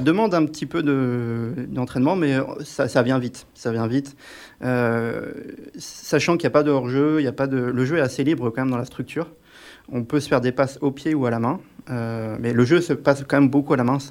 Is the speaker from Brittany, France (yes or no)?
yes; Brittany, France; now in Grenoble, France; je viens de Bretagne